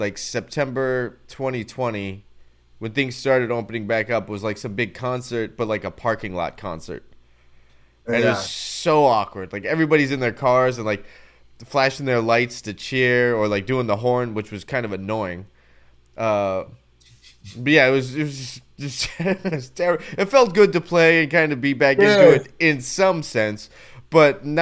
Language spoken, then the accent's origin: English; Phoenix, Arizona, United States; I'm from Phoenix